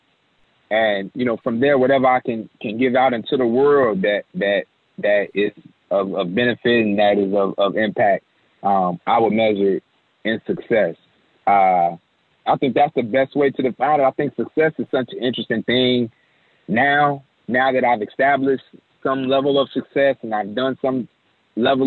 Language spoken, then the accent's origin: English; Chicago, Illinois, United States; I'm from Chicago